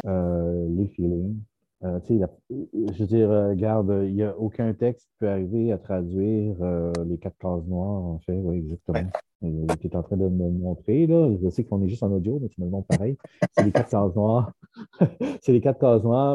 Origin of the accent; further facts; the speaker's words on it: Quebec, Canada; en tant que Québécois